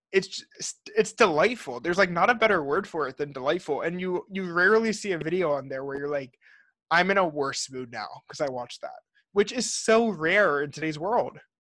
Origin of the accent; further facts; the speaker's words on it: New Jersey, United States; we're both from Jersey.